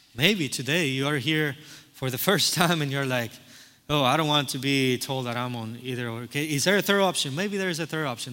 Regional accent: Cuba; moved away; I'm from Cuba

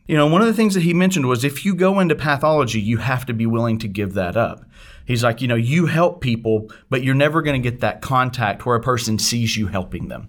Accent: Harrisburg, Arkansas, United States; moved away; I actually grew up in a small town called Harrisburg, Arkansas, which is in the northeast corner of the state

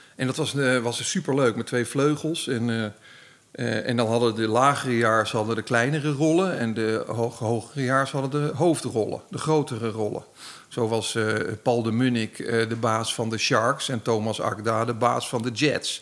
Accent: Baarn, Utrecht, Netherlands; ik kom uit Baren, dus zo'n keurig Goois dorp

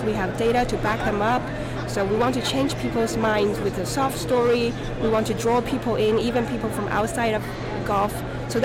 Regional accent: Taiwan; also born or lived in Santa Barbara, California / upstate New York / Albany, New York; now in South Carolina, United States; I'm originally from Taiwan.

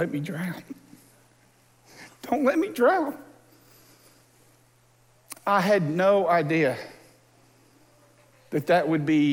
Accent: Texas Gulf Coast, United States; moved away; I grew up on the Texas Gulf Coast

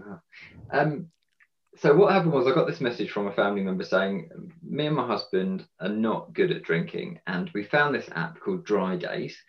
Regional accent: Sussex, South East England, United Kingdom; I'm a bloke from Sussex

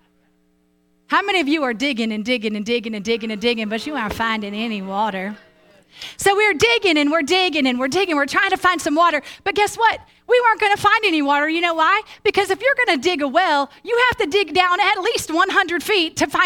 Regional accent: Tulsa, Oklahoma, United States; also born or lived in Broken Arrow, Oklahoma / Jenks, Oklahoma; When I was a kid, I grew up in Tulsa, Oklahoma

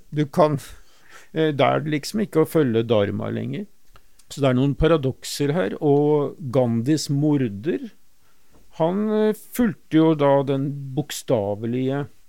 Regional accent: Oslo, Norway; der jeg vokste opp, eh, på Stovner, eh, i Groruddalen, Oslo

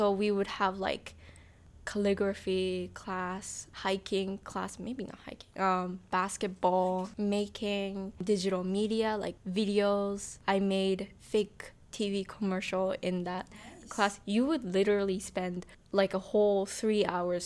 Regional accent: Tokyo, Japan; English is a second language; high school, which was a small international school in Tokyo. It's called New International School. I was in a public school for elementary school

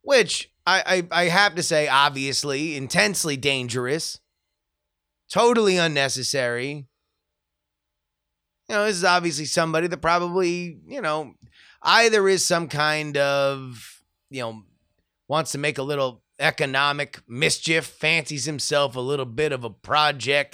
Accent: Fort Lauderdale, Florida, United States; moved away; I grew up right outside of Fort Lauderdale. I am a Fort Lauderdale boy.

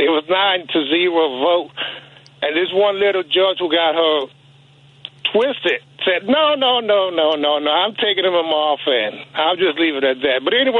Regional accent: Illinois, United States; I'm almost ashamed to say I'm from Illinois.

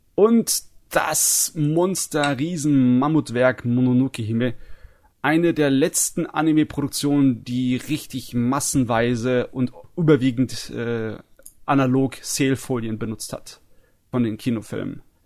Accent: Germany; bei uns in Deutschland

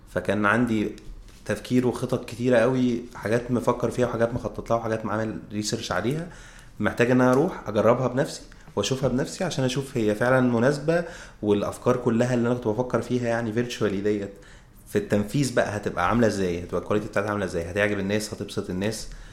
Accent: Egypt; احنا كطبيعتنا كمصريين

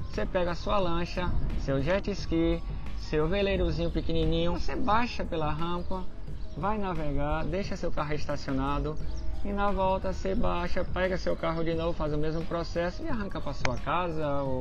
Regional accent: Brazil; quando no Brasil, que eu sou brasileiro, falam de porto, mas sempre é o mesmo conceito.

